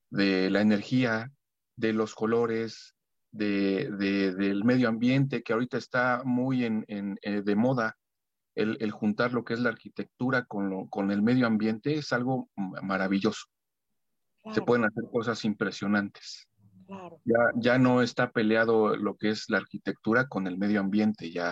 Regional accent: Mexico City, Mexico; Soy soy aquí de la Ciudad de México

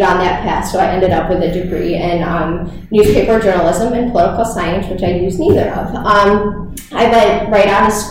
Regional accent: Syracuse, New York, United States; also born or lived in Hawaii; I am from the Syracuse area. I went to Bishop Ludden for high school, and then actually went to Syracuse University for undergrad

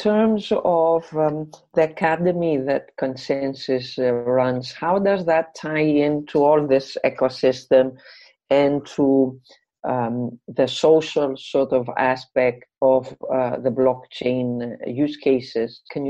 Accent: Greece; my home country, Greece

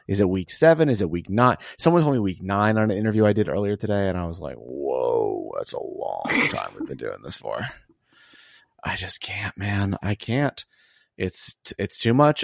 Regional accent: Alabama, United States; moved away; also born or lived in Atlanta / Connecticut; I'm from Alabama.

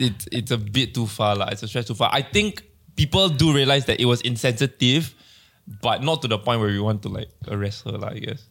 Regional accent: Malaysia; As a Malaysian

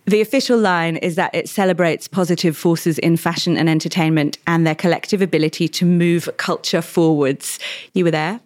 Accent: Australia; I'm Australian.

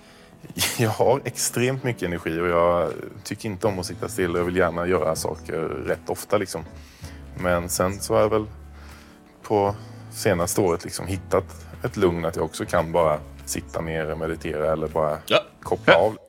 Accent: Sweden; De tillverkade mig där och sen flyttade hem och födde mig i Sverige

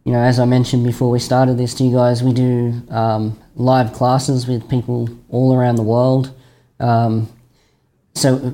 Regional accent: Australia

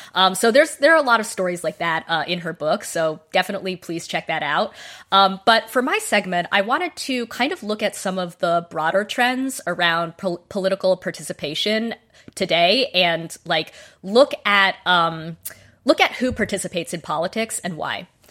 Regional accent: Boise, Idaho, United States; I grew up in Boise, Idaho.

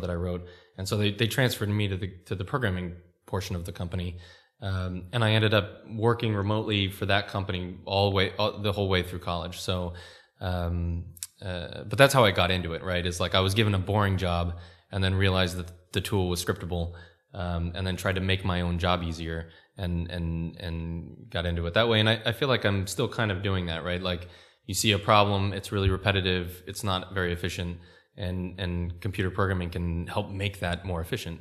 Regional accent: California, United States; moved away; I'm American, and I grew up in California

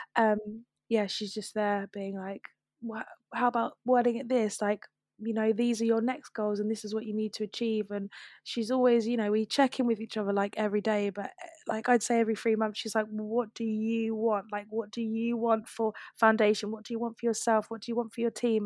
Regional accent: London, United Kingdom; I'm from South London, I've grown up here

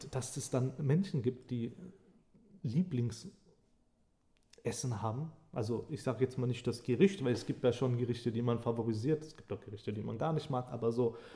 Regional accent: Hesse, Germany; Ich muss ja sagen, ich bin zwar in Hessen geboren und aufgewachsen. So ein paar hessische Wörter sind mir auch irgendwie noch kleben geblieben, aber ganz viele nicht.

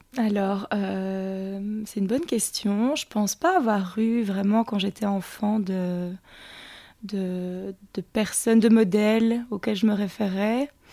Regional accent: Montigny-le-Tilleul, Wallonia, Belgium; also born or lived in London / Australia / Ardennes; J'ai grandi à Montigny-le-Tilleul, donc je suis Carolo.

